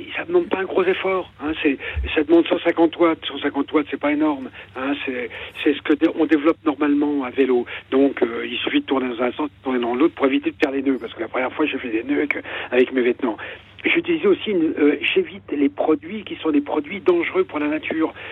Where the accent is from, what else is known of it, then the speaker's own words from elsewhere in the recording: Ardennes, Grand Est, France; moved away as an adult; also born or lived in Bois-d'Arcy; Je suis des Ardennes